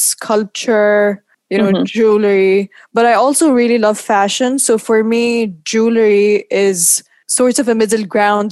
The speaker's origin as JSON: {"language": "English", "country": "Oman", "also_born_or_lived": "New York", "moved": "as an adult", "lives_now": "London, United Kingdom", "said": "I'm from Oman, and I've been living in London for the past 6 years"}